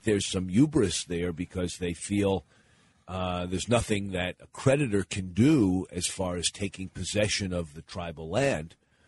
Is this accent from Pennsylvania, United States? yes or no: yes; Pennsylvania, United States; moved away; I was born in Pennsylvania and then returned there after I started my career as a community organizer, lived there when I first got married between 1983 and 1988.